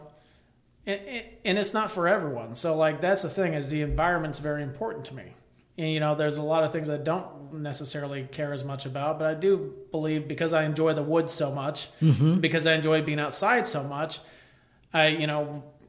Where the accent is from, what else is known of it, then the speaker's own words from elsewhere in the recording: Elsah, Illinois, United States; I grew up in Elsa, Illinois, you know, we were surrounded by woods